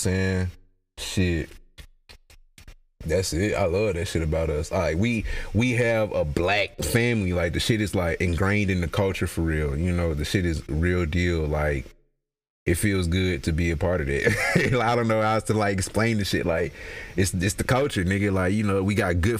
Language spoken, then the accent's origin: English; Mississippi, United States; I'm from Mississippi